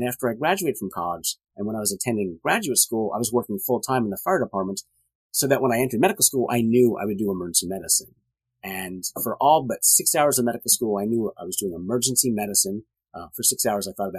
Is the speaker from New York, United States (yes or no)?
yes; Long Island, New York, United States; now in Houston, United States; I grew up on Long Island back in the, early 70s